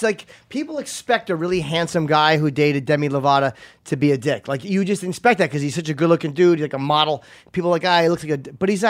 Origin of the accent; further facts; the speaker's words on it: New Jersey, United States; moved away as an adult; now in New York, United States; I grew up in Jersey. I moved to New York in 2002.